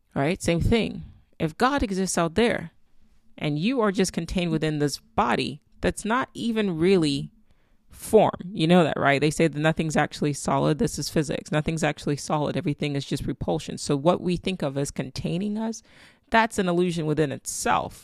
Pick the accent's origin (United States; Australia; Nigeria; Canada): Nigeria; I'm Nigerian. My daughter is Nigerian.